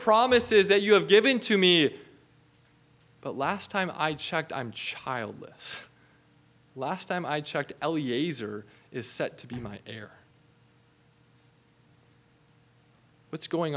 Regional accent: Minnesota, United States; growing up in Minnesota

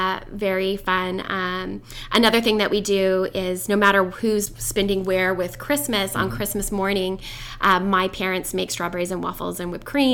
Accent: California, United States; moved away as an adult; now in Washington, United States; We're originally from California, but we made a conscious decision to move up here

